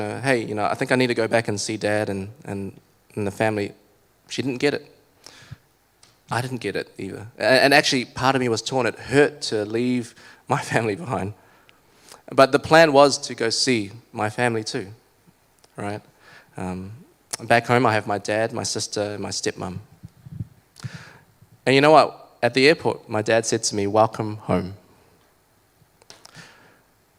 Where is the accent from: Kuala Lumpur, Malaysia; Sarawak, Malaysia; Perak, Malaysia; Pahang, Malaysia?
Sarawak, Malaysia; Kuching; also born or lived in East Auckland, New Zealand; now in Auckland, New Zealand; Some of you know that I was born in Malaysia.